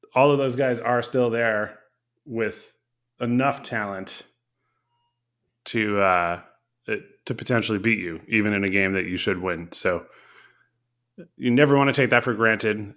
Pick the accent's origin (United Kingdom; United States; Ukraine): United States; Connecticut; I grew up in Connecticut